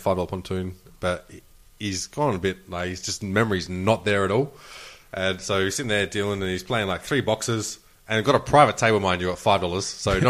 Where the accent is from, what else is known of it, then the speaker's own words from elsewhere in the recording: Broken Hill, New South Wales, Australia; Oh, I'm from Broken Hill. That's a good labour town. Very good labour town down there.